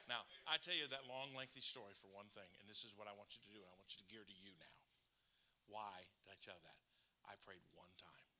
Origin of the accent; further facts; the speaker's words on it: Michigan, United States; I grew up in Michigan